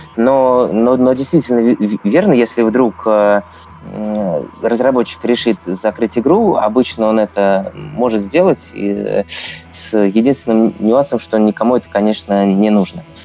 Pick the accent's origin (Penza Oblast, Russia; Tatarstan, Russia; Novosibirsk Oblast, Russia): Penza Oblast, Russia; Penza; moved away as an adult; also born or lived in Saint Petersburg; я родом из Средиземья, ой, извините, из Пензы